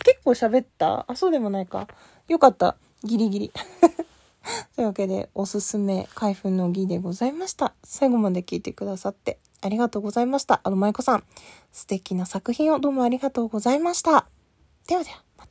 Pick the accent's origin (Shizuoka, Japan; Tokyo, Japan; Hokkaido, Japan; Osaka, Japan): Hokkaido, Japan; Asahikawa; 私、あの、北海道出身で、旭川出身